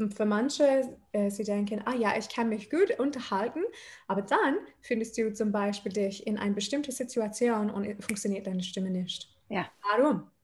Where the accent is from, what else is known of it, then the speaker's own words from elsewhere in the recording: Adelaide, South Australia, Australia; German is a second language; moved away as an adult; also born or lived in Odenwald, Germany; now in Mannheim, Germany; ich bin in Australien aufgewachsen